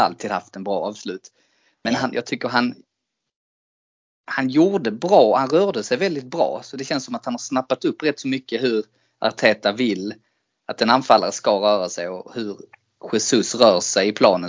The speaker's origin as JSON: {"language": "Swedish", "country": "Sweden", "said": "som svensk"}